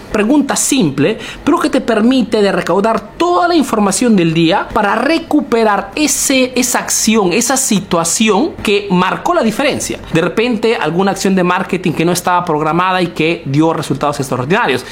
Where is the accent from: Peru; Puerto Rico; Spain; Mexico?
Peru; now in Italy